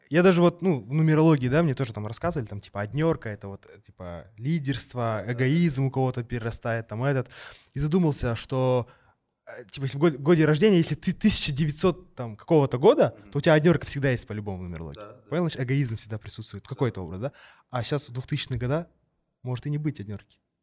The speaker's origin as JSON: {"language": "Russian", "country": "Kazakhstan", "said": "про казахов, про историю нашу"}